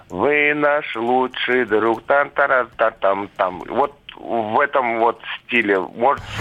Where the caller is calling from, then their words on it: Moscow, Russia; из Москвы.